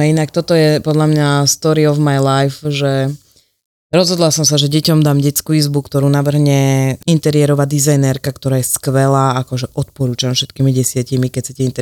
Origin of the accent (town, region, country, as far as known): Slovakia